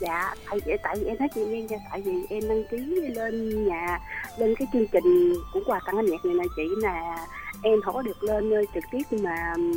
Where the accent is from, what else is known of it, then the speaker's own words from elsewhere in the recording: Vinh Long, Vietnam; vĩnh long